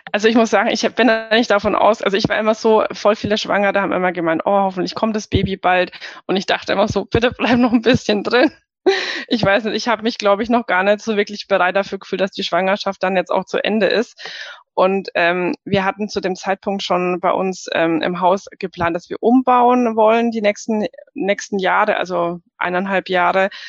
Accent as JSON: {"language": "German", "country": "Germany", "said": "bei uns in Deutschland"}